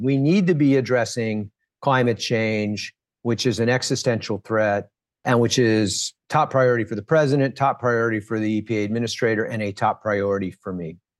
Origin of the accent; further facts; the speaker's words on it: Washington, District of Columbia, United States; also born or lived in Flint, Michigan; I grew up in Washington, D C. My family moved here so that my dad could work at the Department of Labor